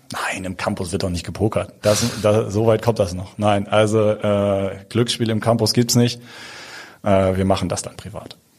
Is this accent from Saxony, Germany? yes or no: no; Hamburg, Germany; ich bin Hamburger